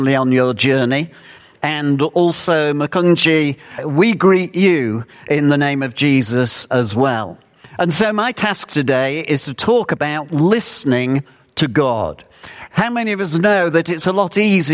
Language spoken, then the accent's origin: English; United Kingdom; Being British